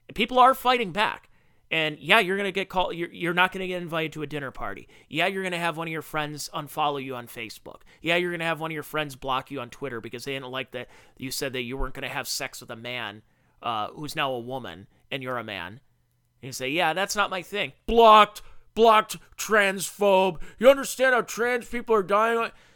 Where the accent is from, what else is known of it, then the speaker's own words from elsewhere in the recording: United States; I'm an American who works a blue-collar job who provides for his family